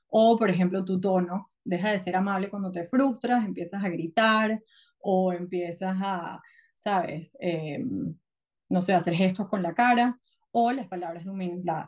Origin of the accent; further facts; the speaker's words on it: Venezuela; moved away as an adult; also born or lived in New York; now in United States; yo soy venezolana, crecí en Venezuela, luego me mudé a Estados Unidos